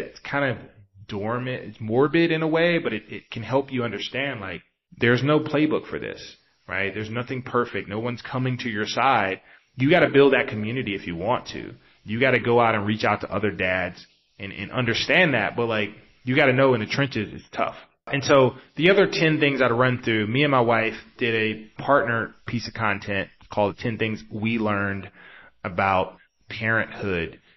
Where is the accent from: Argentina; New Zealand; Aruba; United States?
United States; East Coast; now in Bay Area, United States; especially if you're taking a six hour flight across the East Coast, like I generally do because I'm from the East Coast.